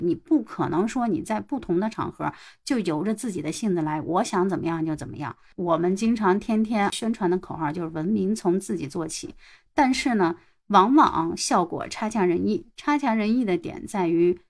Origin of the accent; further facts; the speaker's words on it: China; 我们中国人不论去到哪个地方是不是喜欢拍照啊